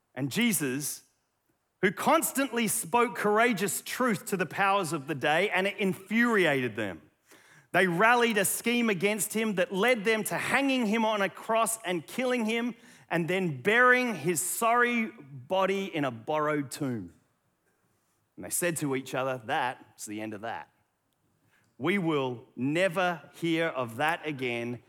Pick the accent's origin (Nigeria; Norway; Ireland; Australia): Australia; accent: Aussie; my Aussie accent